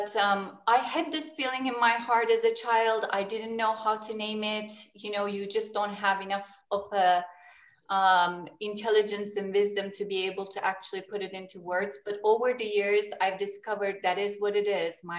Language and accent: English; Turkey; I was born in Turkey, and Turkey is a location, geography is between West and East too